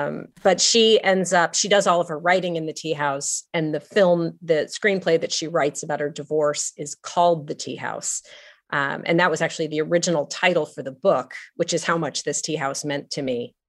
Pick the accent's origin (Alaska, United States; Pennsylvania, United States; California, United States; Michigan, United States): California, United States; Los Angeles; moved away; I grew up in Los Angeles, and my mother and my grandparents all grew up in Los Angeles. We've been there for a long time.